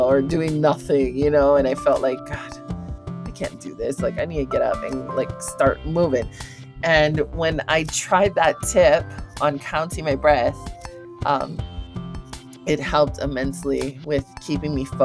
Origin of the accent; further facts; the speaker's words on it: Hawaii, United States; I'm from Hawaii